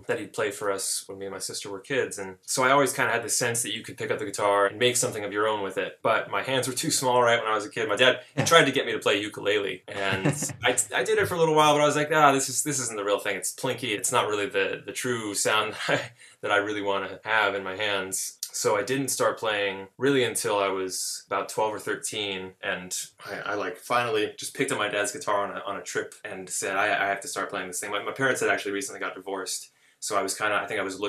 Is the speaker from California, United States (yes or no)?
yes; Chico, California, United States; moved away as an adult; now in Los Angeles, United States; I'm from California. I was born in Chico, California, which is sort of a college town pretty far up in Northern California. And when I was growing up there